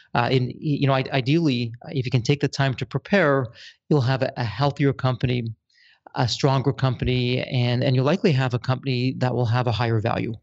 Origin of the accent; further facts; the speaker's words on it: Toronto, Ontario, Canada; I'm born and raised in Toronto, Canada